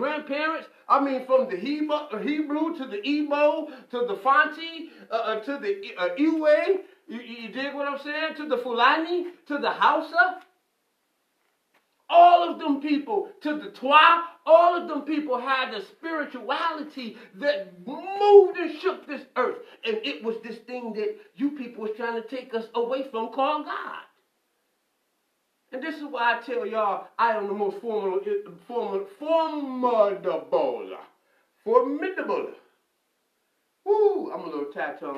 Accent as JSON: {"language": "English", "town": "Detroit", "region": "Michigan", "country": "United States", "tie": "born or raised there", "said": "I'm from the Black Bottle"}